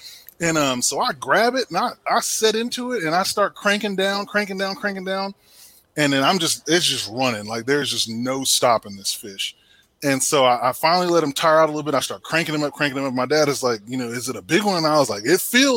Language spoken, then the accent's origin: English; Temple, Texas, United States; moved away; I'm from Temple, Texas originally, so grew up fishing the Leon River and Belton Lake and all of that stuff down there